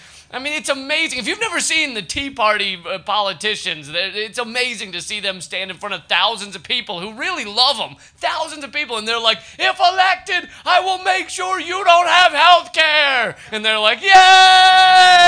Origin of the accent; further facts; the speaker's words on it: New York, United States; I come from New York